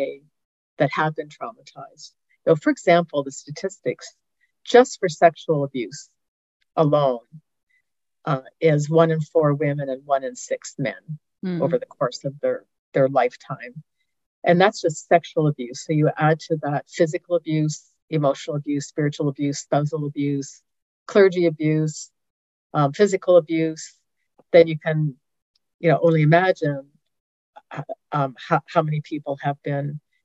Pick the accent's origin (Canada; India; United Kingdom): Canada; moved away as an adult; also born or lived in Denver, United States / Northeast Georgia, United States; now in Georgia, United States; I'm actually Canadian, so the fact that I'm living in the U.S. at all is still kind of a surprise to me